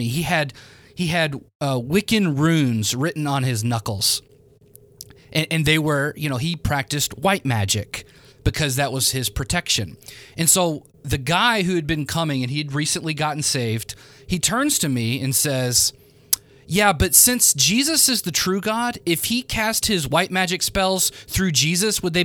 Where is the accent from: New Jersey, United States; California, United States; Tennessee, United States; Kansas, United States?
Tennessee, United States; Memphis; I'm from Memphis